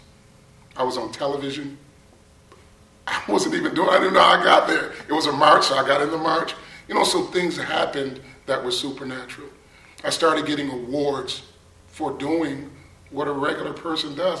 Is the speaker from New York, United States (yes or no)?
yes; Buffalo, New York, United States; moved away as an adult; I'm originally from Buffalo, New York. I grew up with 7 sisters and 4 brothers